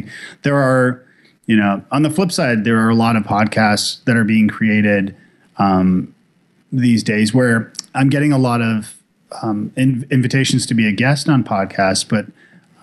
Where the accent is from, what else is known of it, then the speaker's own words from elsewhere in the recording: Toronto, Ontario, Canada; now in Nashville, United States; I'm from Toronto originally. When I moved to Nashville